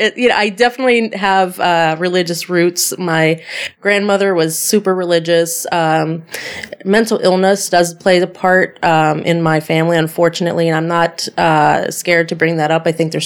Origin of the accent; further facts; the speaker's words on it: Sacramento, California, United States; born there; my biological mother were both in the Air Force. So my older sister was born in Denver, Colorado, and I was born in Sacramento, California, on Air Force bases.